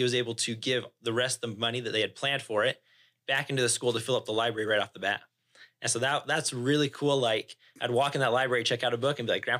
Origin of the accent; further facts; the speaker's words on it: Pleasant Grove, Utah, United States; also born or lived in Lindon, Utah; I grew up in Pleasant Grove